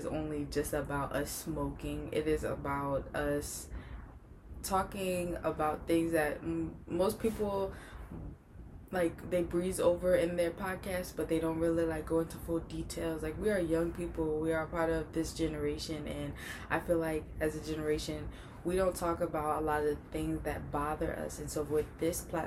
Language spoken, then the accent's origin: English; New Orleans, Louisiana, United States; moved away as an adult; now in Texas, United States; I am originally from New Orleans. I'm new to the Texas area.